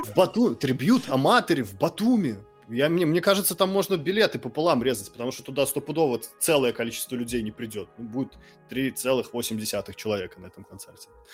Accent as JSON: {"language": "Russian", "region": "Mogilev Region", "country": "Belarus", "tie": "born or raised there", "also_born_or_lived": "Kharkiv, Ukraine", "first_language": "Russian", "moved": "yes", "said": "Я родился в Украине в русскоязычном городе. Я э, вырос в Беларуси в русскоязычном городе"}